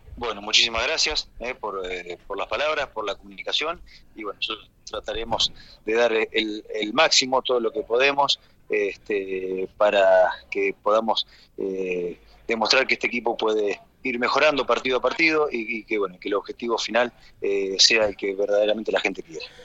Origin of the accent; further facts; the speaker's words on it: Argentina; soy argentino y desde que me retiré como jugador activo ya estoy radicado en mi país